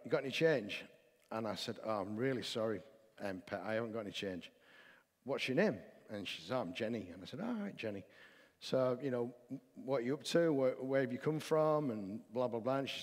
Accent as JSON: {"language": "English", "region": "the north of England", "country": "United Kingdom", "said": "I'm a Northerner"}